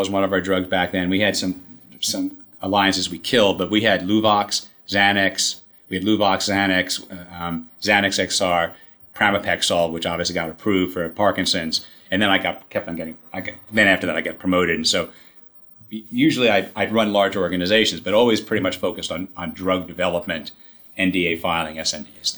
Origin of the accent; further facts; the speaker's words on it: New York City, New York, United States; I grew up in Queens.